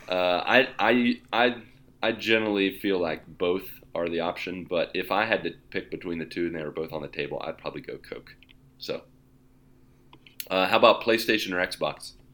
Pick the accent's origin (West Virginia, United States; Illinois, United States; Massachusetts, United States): West Virginia, United States; now in Brazil; I'm from West Virginia